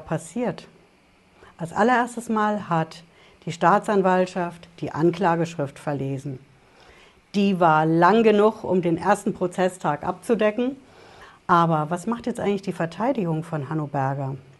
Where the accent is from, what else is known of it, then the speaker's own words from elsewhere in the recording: Germany; also born or lived in Hesse; bei uns in Deutschland